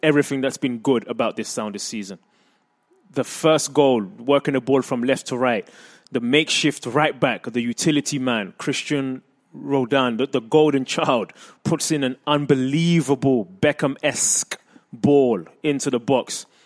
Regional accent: England, United Kingdom; moved away as an adult; now in United States; I grew up in England

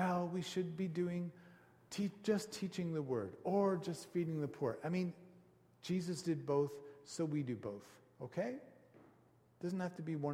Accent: Canada; we're Canadian

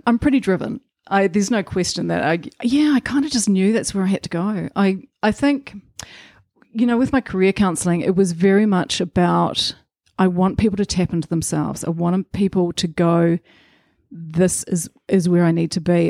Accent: Rotorua, Bay of Plenty, New Zealand; so I'm a Rotorua girl. I grew up in Rotorua.

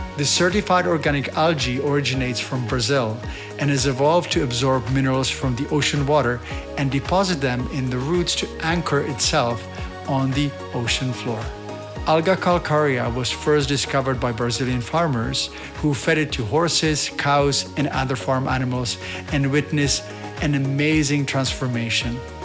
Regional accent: Czechia; moved away; I've been spending quite a bit of time with my family in Europe, in the Czech Republic

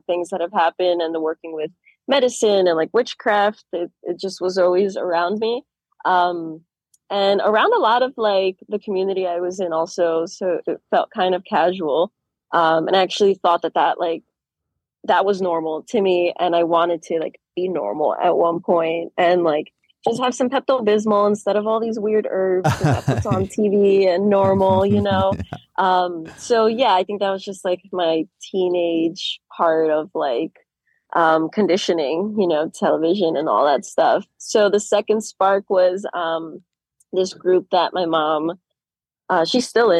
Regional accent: Long Island, New York, United States; now in New Paltz, United States; I grew up in Long Island

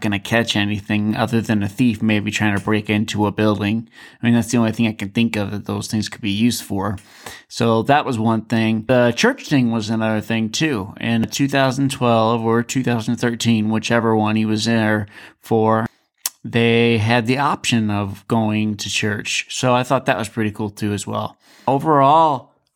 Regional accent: Alaska, United States; I'm from Alaska actually myself

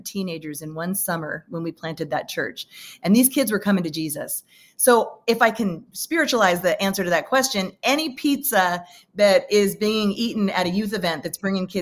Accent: San Francisco Bay Area, California, United States; I grew up in the San Francisco Bay Area

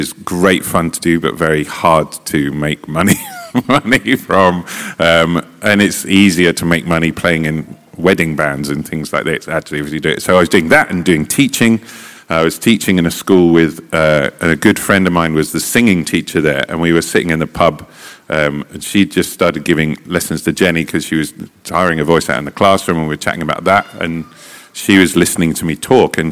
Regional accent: Stevenage, East of England, United Kingdom; also born or lived in London; I was born in London and I grew up in Stevenage in Hertfordshire.

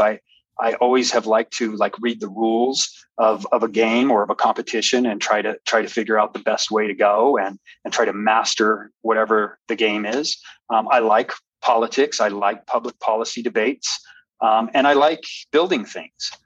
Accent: El Paso, Texas, United States; I love, love, love my hometown

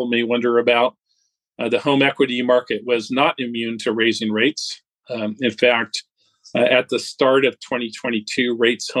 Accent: California, United States; moved away as an adult; now in Dallas, United States; originally I'm from California, but have been in Dallas, Texas here for the last 12 years

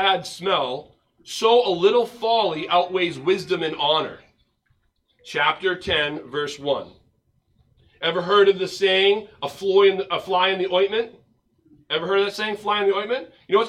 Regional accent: United States; we as American Christians

